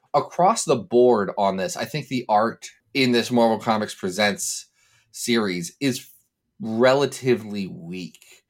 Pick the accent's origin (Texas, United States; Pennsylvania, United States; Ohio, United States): Ohio, United States; I'm from Ohio, and we have a long and storied tradition of pronouncing every vowel